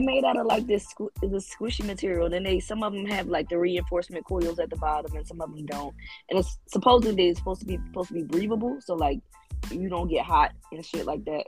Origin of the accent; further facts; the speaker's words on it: Philadelphia, Pennsylvania, United States; I'm from Philly, so I like the cold